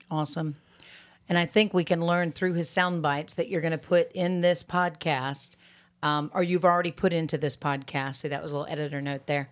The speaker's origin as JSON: {"language": "English", "region": "Alabama", "country": "United States", "also_born_or_lived": "Boston, Massachusetts", "moved": "as an adult", "said": "I'm from Alabama, right? So, and a young Alabamian"}